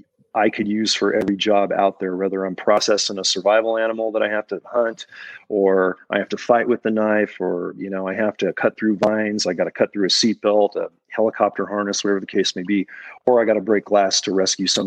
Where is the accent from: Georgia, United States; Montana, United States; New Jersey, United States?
Montana, United States; Libby; here in my hometown of Libby, Montana